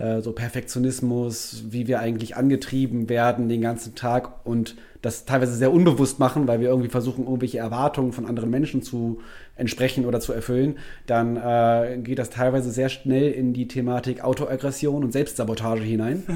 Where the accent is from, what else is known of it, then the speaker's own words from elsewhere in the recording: Wuppertal, North Rhine-Westphalia, Germany; also born or lived in Cologne; bin in Wuppertal aufgewachsen